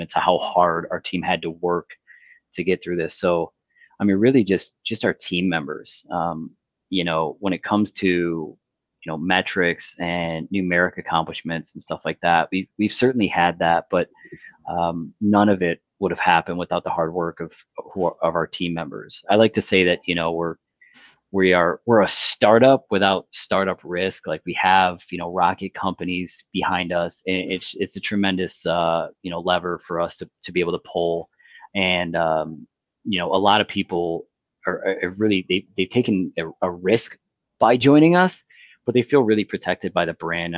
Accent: United States; moved away as an adult; also born or lived in Detroit; now in Windsor, Canada; I grew up in the States, married a Canadian, and could have lived on either side of the border. I chose to be here.

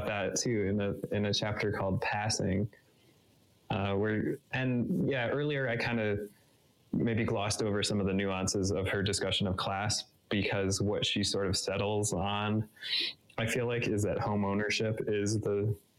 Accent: Boulder, Colorado, United States; also born or lived in Hawaii; I was born in Hawaii and grew up in Boulder

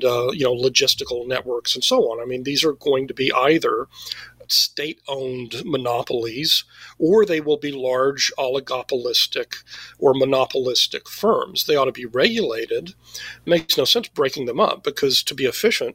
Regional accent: Texas, United States; I'm from Texas

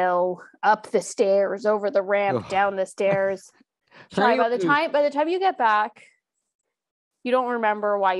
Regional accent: California, United States; moved away as an adult; now in Virginia, United States; I just moved to Virginia, but I'm from California.

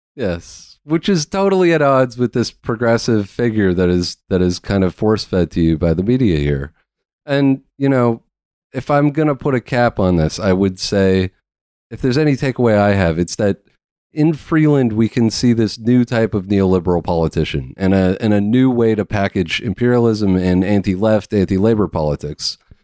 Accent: Canada; being a Canadian

